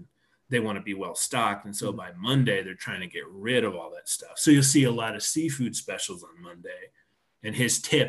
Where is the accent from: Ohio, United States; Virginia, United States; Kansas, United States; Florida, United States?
Kansas, United States; Topeka; now in Colorado, United States; growing up in Topeka and being in Colorado now